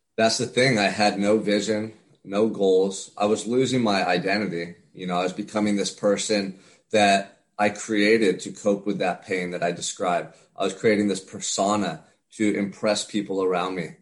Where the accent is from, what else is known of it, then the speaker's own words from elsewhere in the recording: Santa Barbara, California, United States; I'm from Santa Barbara, California. Um, beautiful small town about an hour and a half north of Los Angeles as a kid, I grew up right on the beach